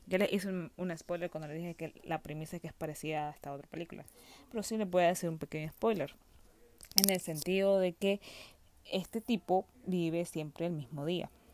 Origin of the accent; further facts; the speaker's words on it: Nicaragua; soy de Nicaragua